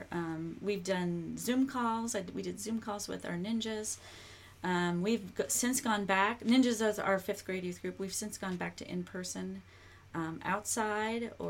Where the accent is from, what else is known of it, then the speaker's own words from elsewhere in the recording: Minnesota, United States; now in Kentucky, United States; I'm from Minnesota.